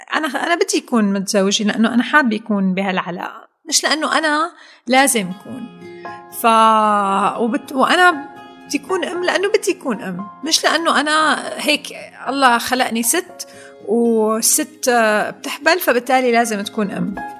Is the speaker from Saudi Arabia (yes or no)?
no; Syria; نحن عندنا بسوريا بنقول